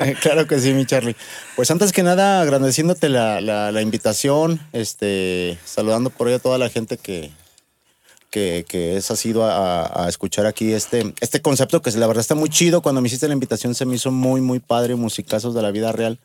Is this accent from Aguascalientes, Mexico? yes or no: yes; Aguascalientes, Mexico; soy nacido aquí en Aguascalientes